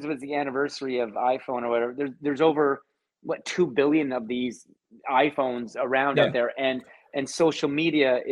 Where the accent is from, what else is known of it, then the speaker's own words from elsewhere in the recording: Hamilton, Ontario, Canada; moved away as an adult; also born or lived in Toronto; I'm from Hamilton, as you know, originally, but when I made the move to Toronto for my job